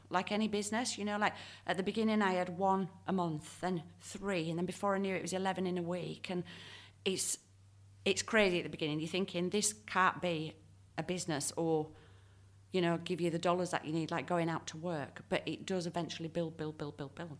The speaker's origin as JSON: {"language": "English", "town": "Leeds", "region": "Yorkshire and the Humber", "country": "United Kingdom", "tie": "born or raised there", "moved": "yes", "lives_now": "Perth, Australia", "said": "when I grew up in Leeds"}